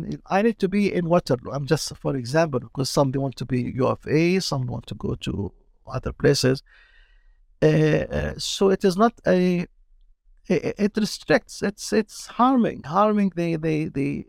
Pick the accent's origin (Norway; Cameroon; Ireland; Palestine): Palestine; also born or lived in Jordan / Kuwait; now in Canada; I'm from Palestine, so I'm Palestinian